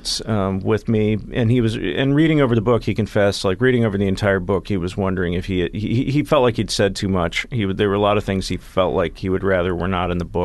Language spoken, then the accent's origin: English; Dallas, Texas, United States; growing up in Dallas, Texas, when I was a teenager in the 80s